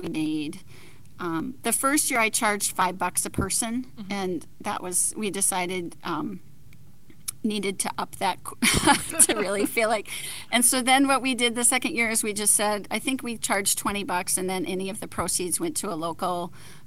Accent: Minnesota, United States; accent: Minnesotan; also born or lived in Duluth; I'm a Minnesotan. I think you can totally hear it in my voice.

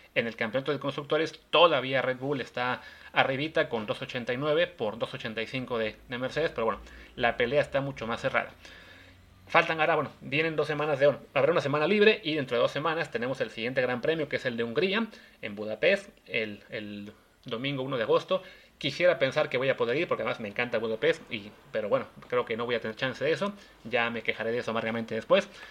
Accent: Mexico; como aficionados mexicanos

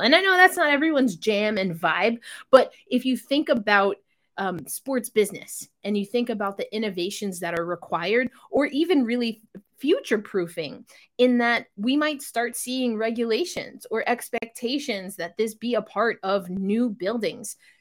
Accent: New York, United States; now in Seattle, United States; I'm from New York

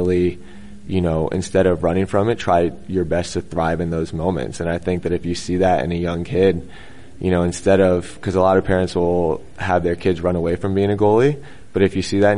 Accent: the South, United States; I'm from the South

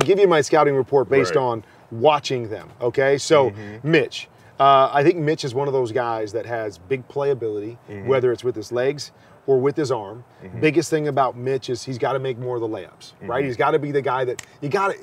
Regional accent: Midwest, United States; now in Arizona, United States; I grew up in the Midwest

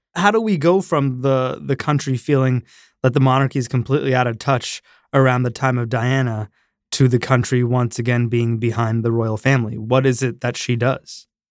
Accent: Canada; I grew up in Canada

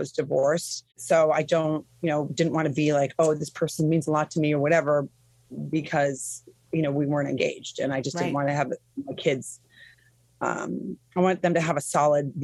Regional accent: Midwest, United States; I'm from the Midwest

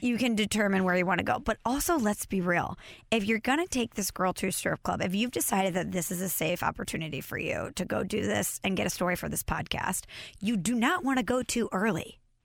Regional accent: Belleville, Illinois, United States; my hometown, Belleville, Illinois

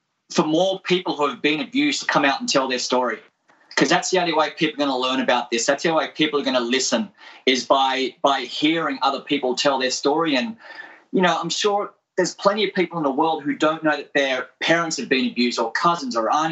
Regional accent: Australia; I'm Australian, grew up in Australia

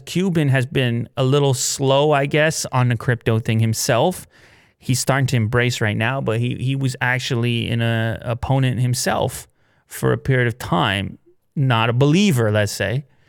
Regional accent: Canada; we're coming from the Canadian perspective

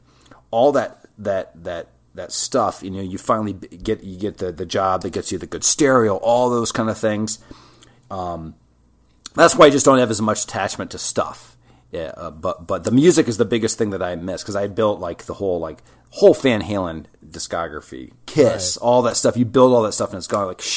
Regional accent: West Lafayette, Indiana, United States; my hometown is West Lafayette, Indiana

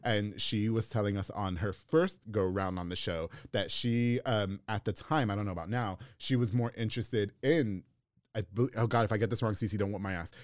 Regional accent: Long Island, New York, United States; moved away as an adult; now in Texas, United States; I'm from New York. We listen to salsa, merengue, bachata, reggaeton.

